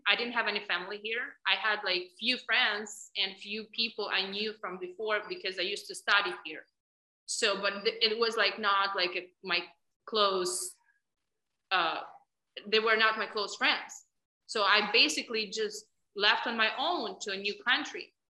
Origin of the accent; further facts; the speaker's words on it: Ukraine; accent: Russian; English is a second language; moved away as an adult; now in United States; I was born in Ukraine, and mentality of women and upbringing of girls in Ukraine is very different from United States. So we are taught probably since young age to tolerate a lot